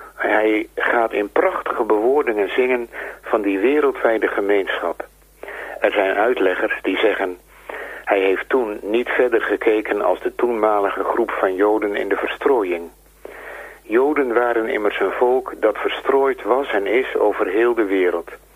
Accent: Netherlands; wij als Nederlanders waren vroeger heidenen

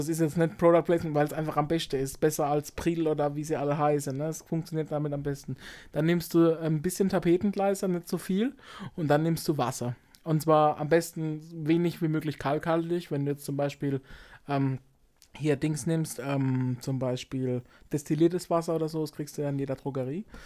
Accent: Baden-Württemberg, Germany; bei uns in Baden-Württemberg

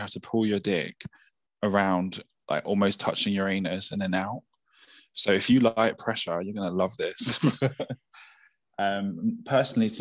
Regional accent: United Kingdom; especially as a British thing

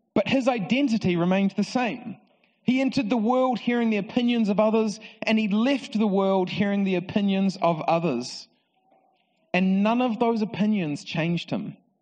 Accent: Palmerston North, Manawatū-Whanganui, New Zealand; So I grew up in Palmerston North and I uh, went to Palmerston North Boys High School

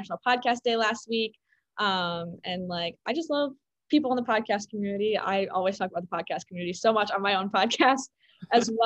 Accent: Chicago, Illinois, United States; I'm from Chicago.

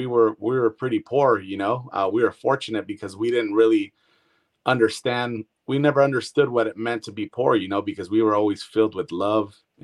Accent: Brentwood, California, United States; also born or lived in Antioch, California / San Joaquin Valley, California; I pretty much grew up with everybody out here in Brentwood

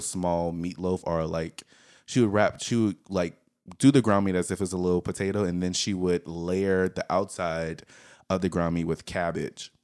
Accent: the South, United States; We are all from the South

